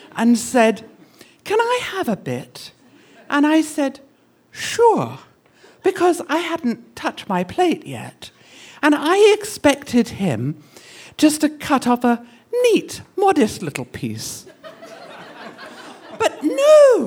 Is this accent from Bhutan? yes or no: no; England, United Kingdom; moved away as an adult; also born or lived in Boston; now in United States; When I grew up in England